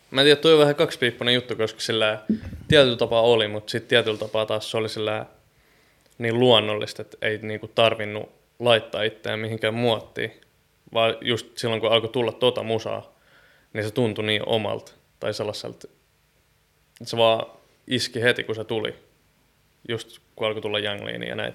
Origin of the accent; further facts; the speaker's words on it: Nummela, Uusimaa, Finland; now in Helsinki, Finland; mä tuun Nummelasta ja Helsingistä